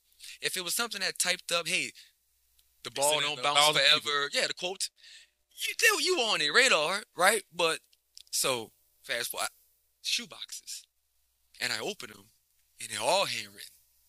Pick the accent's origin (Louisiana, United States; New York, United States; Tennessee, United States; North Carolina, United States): Louisiana, United States; New Orleans; born and raised in New Orleans East.